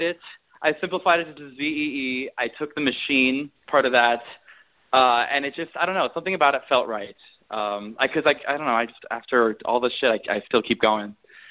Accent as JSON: {"language": "English", "region": "Beijing", "country": "China", "tie": "born or raised there", "also_born_or_lived": "Milwaukee", "said": "Because I was born in Milwaukee, Wisconsin, but I haven't lived back in Wisconsin since, like, elementary school. So I actually moved out to Beijing when I was 9 because my dad got a job over there."}